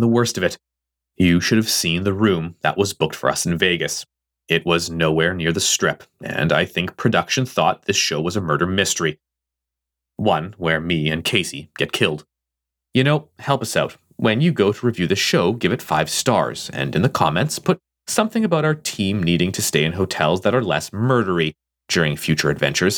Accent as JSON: {"language": "English", "country": "Canada", "said": "I am Canadian"}